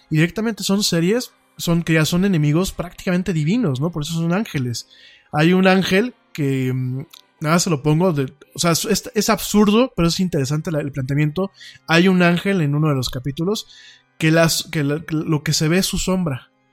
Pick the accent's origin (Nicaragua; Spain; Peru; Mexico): Mexico; nosotros como mexicanos